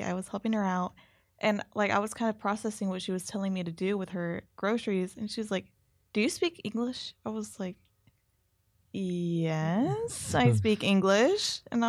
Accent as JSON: {"language": "English", "town": "Houston", "region": "Texas", "country": "United States", "said": "I'm from Houston."}